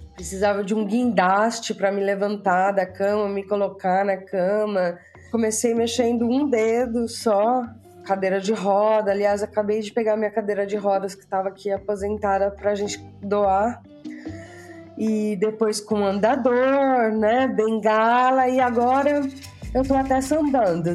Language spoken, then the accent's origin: Portuguese; Bauru, São Paulo, Brazil; moved away as an adult; also born or lived in London; now in Cyprus; eu sou natural da cidade de Bauru, no interior de São Paulo